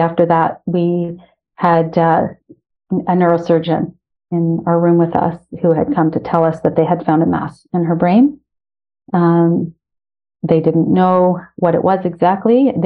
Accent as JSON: {"language": "English", "town": "Ottawa", "region": "Ontario", "country": "Canada", "moved": "as an adult", "lives_now": "Toronto, Canada", "said": "I'm originally from Ottawa"}